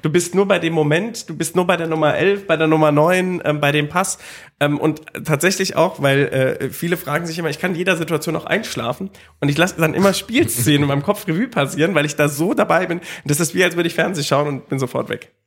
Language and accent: German; Dieburg, Hesse, Germany; Ich bin auch gebürtiger Hesse, also ich bin bei Darmstadt groß geworden